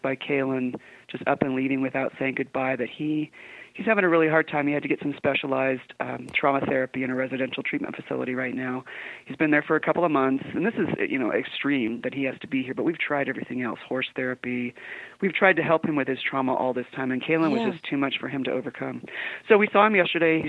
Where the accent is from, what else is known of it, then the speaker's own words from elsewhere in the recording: San Diego, California, United States; moved away as an adult; now in Utah, United States; I was born and raised in San Diego.